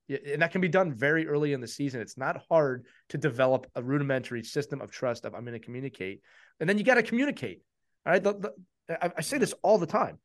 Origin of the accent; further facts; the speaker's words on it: Northeast, United States; we're from the Northeast.